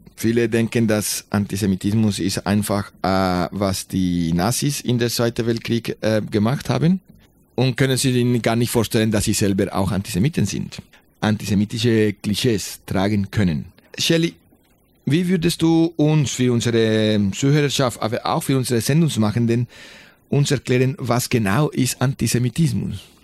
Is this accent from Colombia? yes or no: yes; Colombia; German is a second language; moved away; ich bin in Kolumbien geboren.